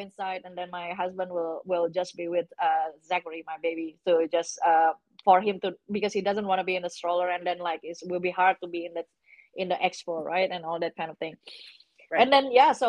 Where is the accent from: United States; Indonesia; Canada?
Indonesia; moved away; I came from Indonesia